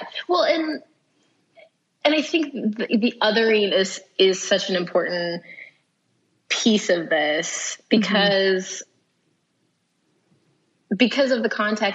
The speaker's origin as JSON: {"language": "English", "region": "Kansas", "country": "United States", "said": "I'm from here. I'm from the U.S. I'm from Kansas"}